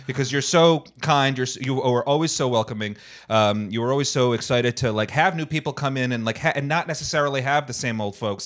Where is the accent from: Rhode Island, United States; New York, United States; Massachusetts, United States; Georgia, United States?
Rhode Island, United States; moved away as an adult; also born or lived in New Hampshire; now in Los Angeles, United States; I'm from Rhode Island originally.